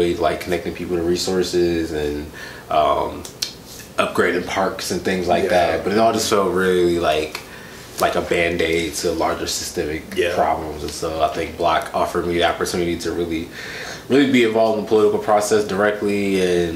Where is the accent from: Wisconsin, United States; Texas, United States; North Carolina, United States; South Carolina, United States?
Wisconsin, United States; Milwaukee; All over the north side. Like, my earliest memories are in, it's called the Franklin Heights neighborhood, 53206.